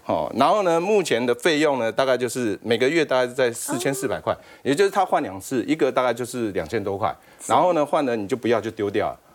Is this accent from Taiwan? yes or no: yes; Taiwan; 我们台湾这边